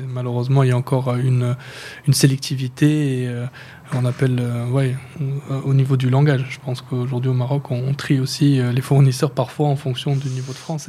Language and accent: French; Brussels, Brussels-Capital Region, Belgium; moved away as an adult; also born or lived in Schaerbeek / Tubize / Tangier; now in Casablanca, Morocco; je suis né à Bruxelles d'un père euh, marocain